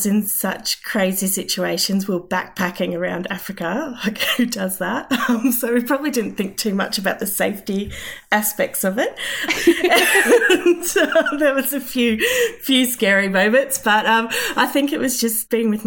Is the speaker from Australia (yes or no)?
yes; Stanthorpe, Queensland, Australia; also born or lived in Toowoomba / Armidale; I grew up in Stanthorpe on a cattle property.